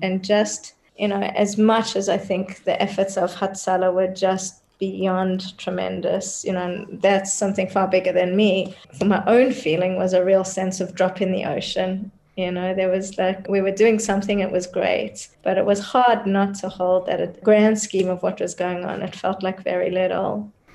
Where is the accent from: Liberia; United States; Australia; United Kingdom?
Australia; moved away as an adult; also born or lived in South Africa; now in Israel; I was born in South Africa, but I grew up in Australia and then moved to Israel in my 20s.